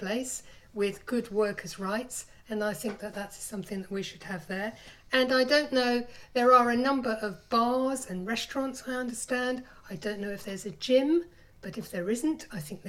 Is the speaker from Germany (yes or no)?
no; London, United Kingdom; moved away; I'm originally from London